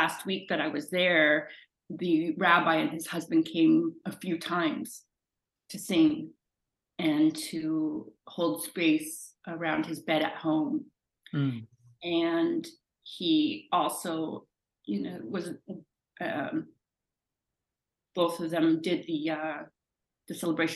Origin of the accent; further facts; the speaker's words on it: Canada; I'm Canadian